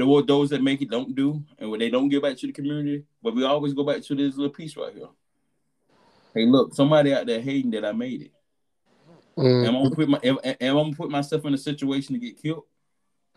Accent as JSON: {"language": "English", "town": "Albany", "region": "Georgia", "country": "United States", "said": "I came from Albany, Georgia"}